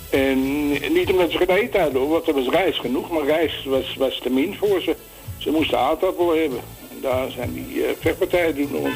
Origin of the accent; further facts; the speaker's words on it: Amsterdam, North Holland, Netherlands; now in -; Ik hoorde straks een plaatje van, eh, van bij ons in de Jordaan.